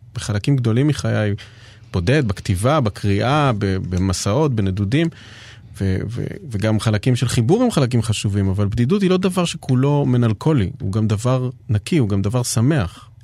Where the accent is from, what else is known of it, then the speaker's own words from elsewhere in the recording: Jerusalem, Jerusalem District, Israel; אני בא מירושלים